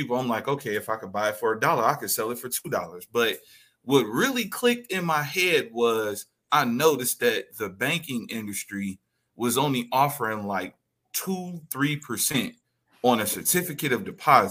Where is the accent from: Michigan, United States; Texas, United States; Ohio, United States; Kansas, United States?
Michigan, United States; Detroit; Originally, I am from Detroit, Michigan